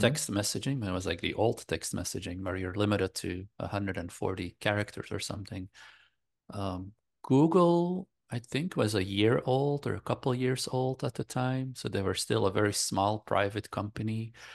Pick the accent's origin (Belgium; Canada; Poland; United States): Belgium; I grew up in Belgium in Europe